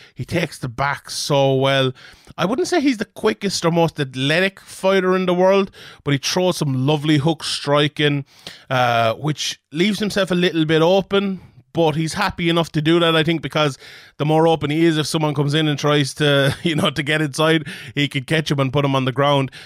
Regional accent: Ireland; as an Irishman

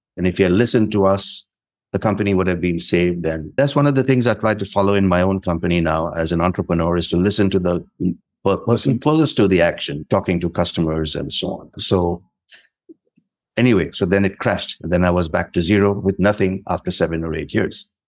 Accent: India; moved away as an adult; also born or lived in North India / South India / French-speaking Africa; the environment I grew up in in India

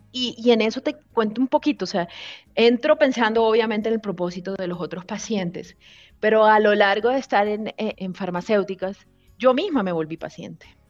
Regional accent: Barranquilla, Caribbean coast, Colombia; moved away; also born or lived in Bogotá; yo soy costeña

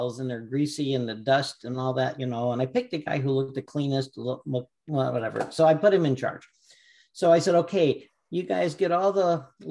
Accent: California, United States; moved away; I was from California

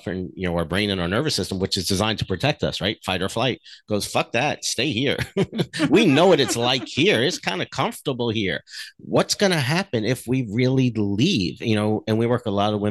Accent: New Jersey, United States; I grew up in New Jersey

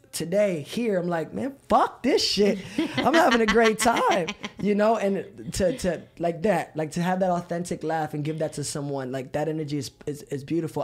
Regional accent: Philadelphia, Pennsylvania, United States; moved away; I'm from Philadelphia

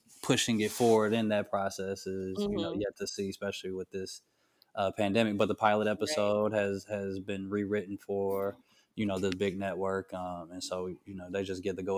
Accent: Atlanta, Georgia, United States; moved away; I'm from Atlanta

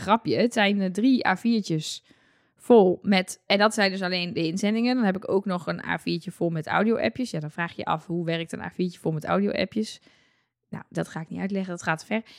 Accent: Netherlands; wij als Nederlanders

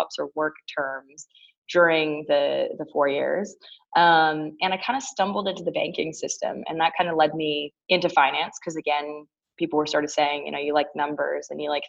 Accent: Toronto, Ontario, Canada; moved away as an adult; now in United States; I grew up in Toronto. So I am a proud born and raised Torontonian and proud Canadian

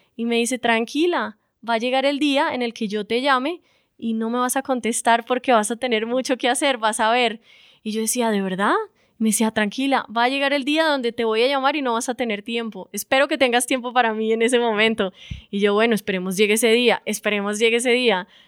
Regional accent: Bucaramanga, Santander, Colombia; moved away; also born or lived in Bogotá; soy de Bucaramanga

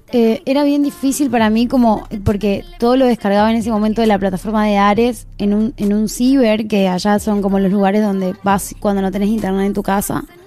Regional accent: near the Bolivian border, northern Argentina, Argentina; yo soy del norte del país, en verdad no soy de Buenos Aires, soy del norte norte, que eso está bien al límite de Bolivia

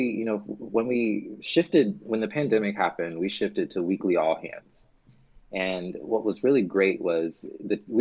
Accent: the South, United States; as a Southerner

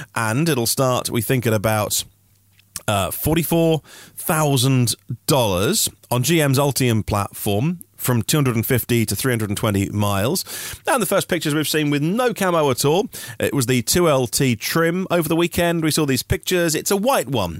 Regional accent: Norfolk, East of England, United Kingdom; I'm from Norfolk

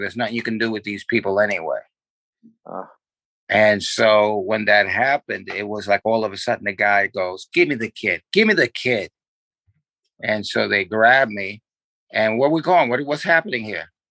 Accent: New York City, New York, United States; also born or lived in Manhattan / Brooklyn / Queens; I was born, basically raised in the Bronx

